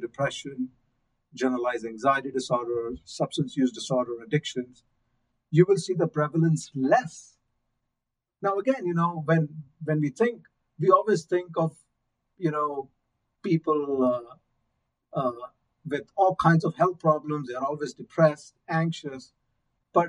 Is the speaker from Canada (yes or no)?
no; India; moved away; I'm from India